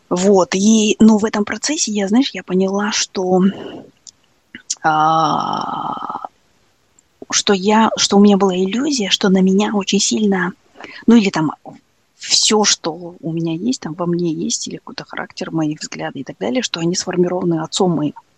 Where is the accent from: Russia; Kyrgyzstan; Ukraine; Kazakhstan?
Kazakhstan; мы асфальтовые казахи